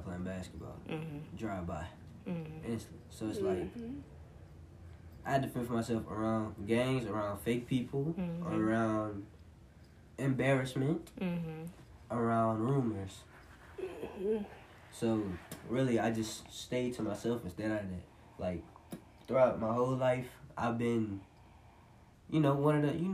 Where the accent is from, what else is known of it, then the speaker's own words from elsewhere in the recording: Louisiana, United States; I'm from Louisiana